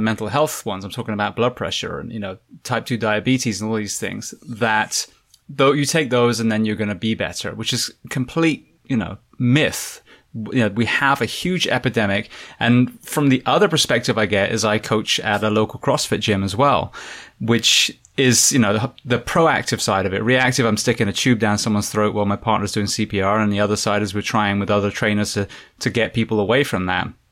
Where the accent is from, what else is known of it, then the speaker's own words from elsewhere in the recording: England, United Kingdom; moved away as an adult; now in United States; I am originally from England, now moving to the States